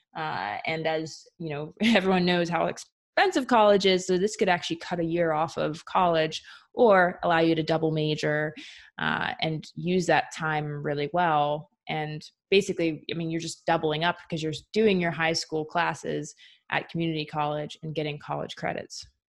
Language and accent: English; Philadelphia suburbs, Pennsylvania, United States; I grew up in the Philly suburbs.